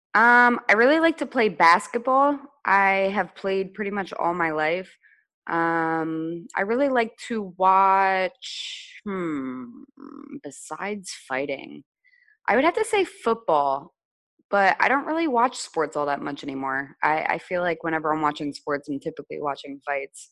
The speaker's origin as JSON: {"language": "English", "town": "Reading", "region": "Pennsylvania", "country": "United States", "tie": "born or raised there", "also_born_or_lived": "New Hampshire", "moved": "as an adult", "said": "I traveled home to Reading, to my hometown"}